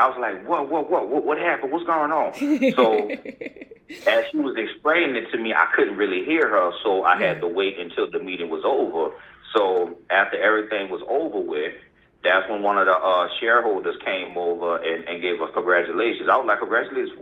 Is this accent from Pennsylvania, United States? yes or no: no; New Orleans, Louisiana, United States; from New Orleans, Louisiana, born and raised